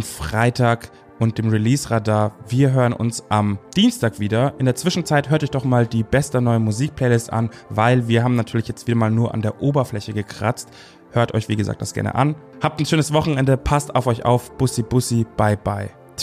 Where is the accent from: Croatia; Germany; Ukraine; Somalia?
Germany; Bavaria; ich als Bayer